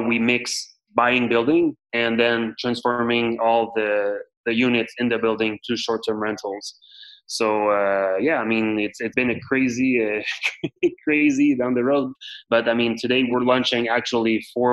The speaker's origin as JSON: {"language": "English", "town": "Montreal", "region": "Quebec", "country": "Canada", "tie": "born or raised there", "said": "I was born and raised here in the Montreal area"}